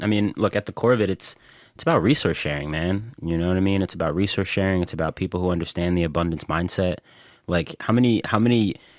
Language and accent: English; Philadelphia, Pennsylvania, United States; So my family's from Germantown.